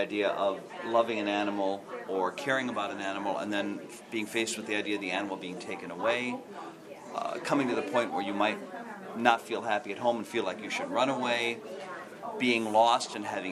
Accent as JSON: {"language": "English", "region": "Wisconsin", "country": "United States", "moved": "yes", "said": "I'm originally from Wisconsin, and I was home 2 weeks ago"}